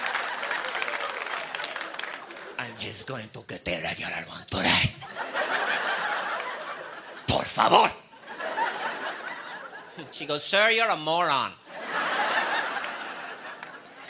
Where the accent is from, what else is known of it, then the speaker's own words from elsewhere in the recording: Midwest, United States; I really don't have an accent. I grew up in the Midwest.